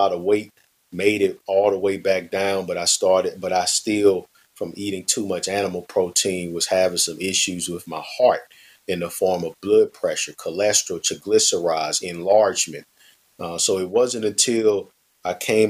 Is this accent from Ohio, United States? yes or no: no; St. Louis, Missouri, United States; born and raised in St. Louis, Missouri.